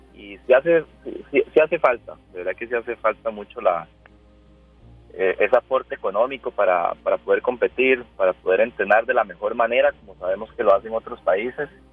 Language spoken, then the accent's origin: Spanish; Costa Rica